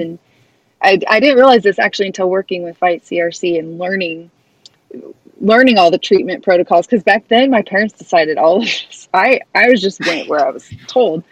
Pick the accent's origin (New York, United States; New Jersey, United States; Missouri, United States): Missouri, United States; Kansas City; this Midwestern girl from middle of the country. Here I come from Kansas City, Missouri